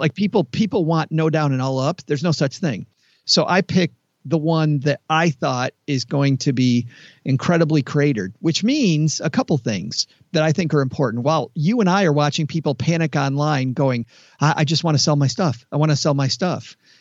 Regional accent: Detroit, Michigan, United States; I'm from Detroit

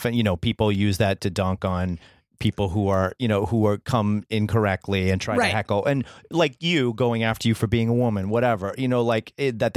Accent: New York City, New York, United States; I'm from Brooklyn

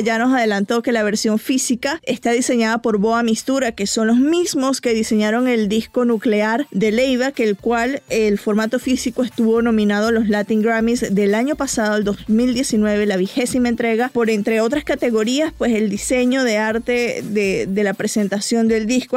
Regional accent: Venezuela; yo soy venezolana, crecí en los 90

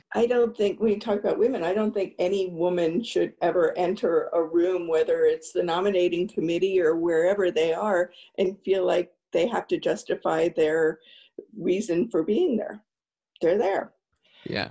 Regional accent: East Coast, United States; I grew up on the East Coast

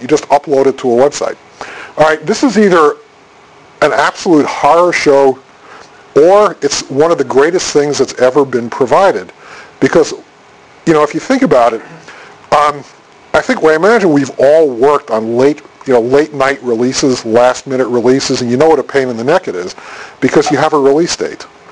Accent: Boston, Massachusetts, United States; I'm from Boston

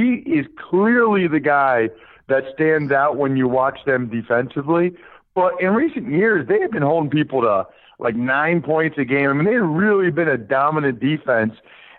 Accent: closer to Philly, Pennsylvania, United States; also born or lived in Princeton; now in Harrisburg/Hershey area, Pennsylvania, United States; I grew up a big Penn State fan growing up in Pennsylvania.

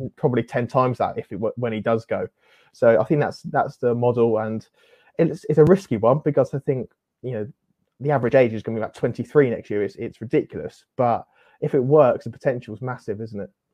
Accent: Southampton, South East England, United Kingdom; I'm from Southampton, and yeah, growing up, uh, supported Southampton

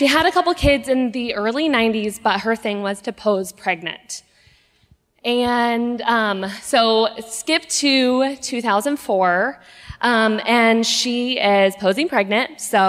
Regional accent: Lyndon, Kansas, United States; I am from a little town south of Topeka. It's called Linden.

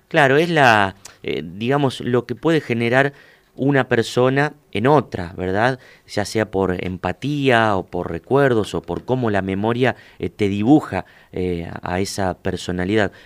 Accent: Huinca Renancó, Córdoba, Argentina; yo soy del interior de Córdoba, de un pueblo, de Huinca

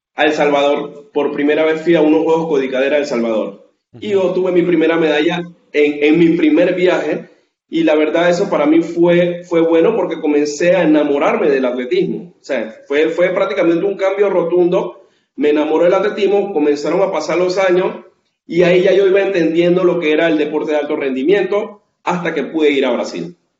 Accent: Colón, Panama; la ciudad de donde soy, de Colón

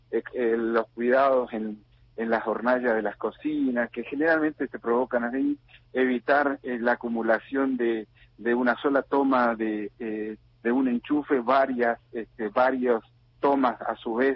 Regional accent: Chaco, Argentina; después también integré la Federación Central de Bomberos Voluntarios de la provincia del Chaco, por el cual soy presidente.

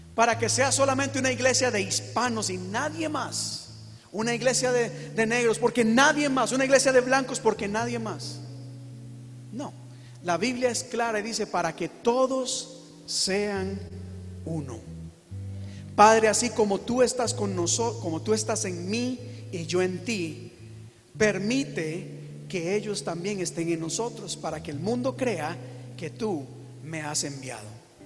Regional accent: Costa Rica; yo soy de Costa Rica

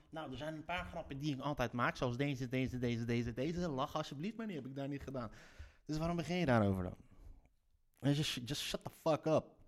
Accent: Leiden, South Holland, Netherlands; accent: Leids; net als mijn Leidse accent

